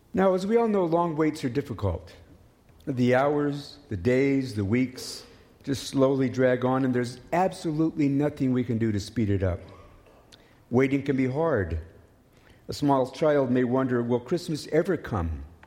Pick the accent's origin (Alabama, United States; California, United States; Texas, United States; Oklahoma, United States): Oklahoma, United States; now in Canada; As a child growing up in Oklahoma